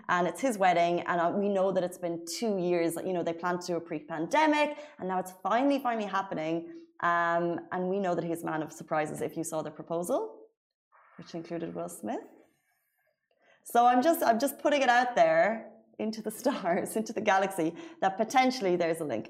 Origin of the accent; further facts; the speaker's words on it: Waterford, Munster, Ireland; moved away as an adult; now in Dubai, United Arab Emirates; I live in Waterford and we say like bye